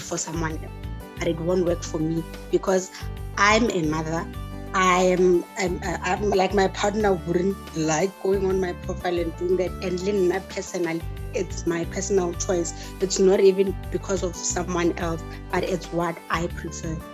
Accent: Limpopo, South Africa; now in Pretoria, South Africa; I'm from Limpopo, but I'm currently in Pretoria

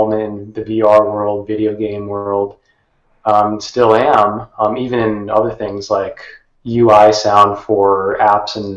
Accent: Sacramento, California, United States; moved away as an adult; now in San Francisco, United States; I'm originally from Sacramento, California, the capital, and more recently I've been living in San Francisco

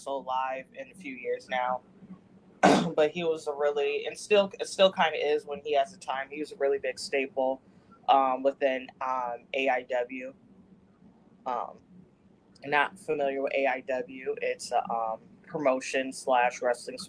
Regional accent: Trinidad & Tobago; moved away; my home country, in Trinidad

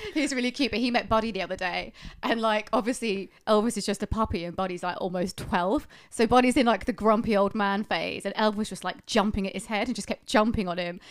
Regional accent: United Kingdom; Being British

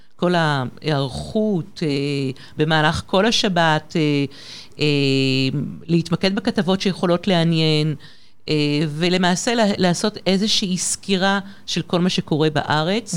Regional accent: Paris, Île-de-France, France; moved away as an adult; now in Israel; למעשה גדלתי בפריז, בצרפת

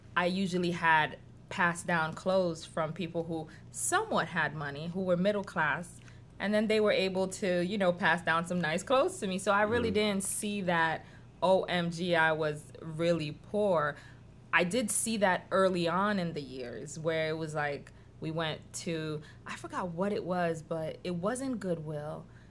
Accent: New York City, New York, United States; also born or lived in Haiti; now in Georgia, United States; I grew up in Washington Heights in New York

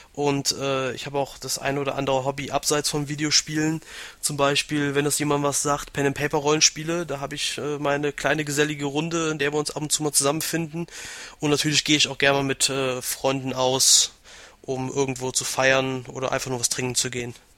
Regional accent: Aachen, North Rhine-Westphalia, Germany; Ich komme aus Aachen, bin 26 Jahre alt

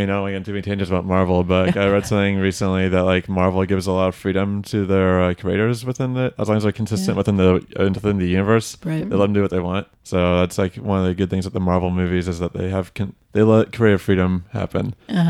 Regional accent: Frisco, Texas, United States; I'm from Frisco, Texas, and we had this thing called the Career and Technology Education Center.

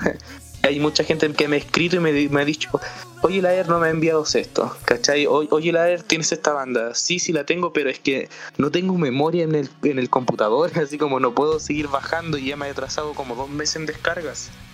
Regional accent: Chile; yo soy el único, por decirlo así como chileno

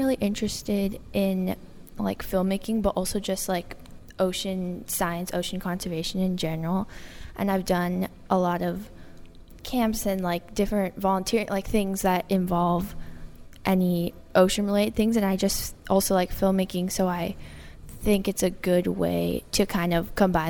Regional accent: Alameda, California, United States; I'm from Alameda, near here, 20 minutes away.

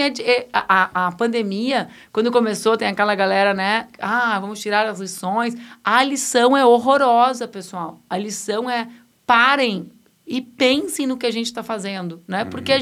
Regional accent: Rio Grande do Sul, Brazil; now in Porto Alegre, Brazil; ali na metade sul, onde eu cresci

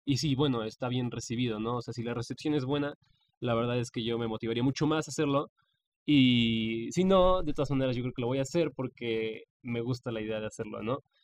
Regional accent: Mexico; mi país, México

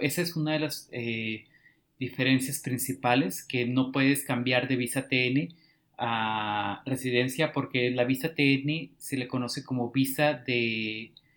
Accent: Tijuana, Baja California, Mexico; moved away as an adult; now in Silicon Valley, United States; soy originario de Tijuana y pues llevo unos cinco años aproximadamente acá en Silicon Valley

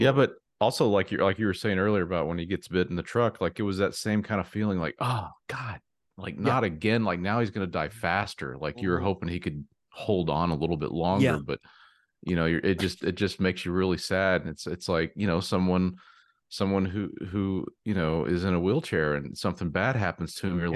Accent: Texas, United States; my home state of Texas

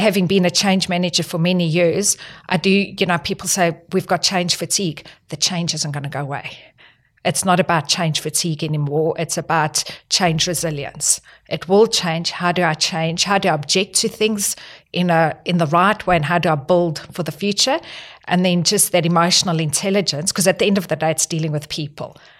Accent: South Africa; moved away as an adult; also born or lived in Northern Territory, Australia / New South Wales, Australia; now in Australia; I'm not Australian. I'm from South Africa, and the reason I actually moved here was back in two thousand

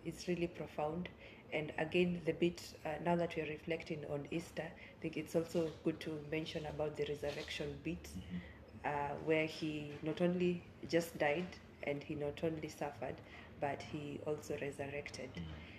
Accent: Kitui, Kitui County, Kenya; I'm from Kitui

